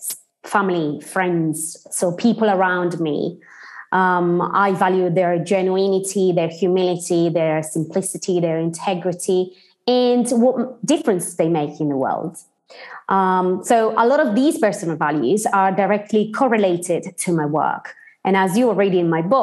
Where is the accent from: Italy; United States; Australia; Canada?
Italy; Sardinia; English is a second language; moved away as an adult; also born or lived in Cambridge, United Kingdom; I'm precisely from Sardinia. I grew up in the Sardinian countryside until I was 19 years old.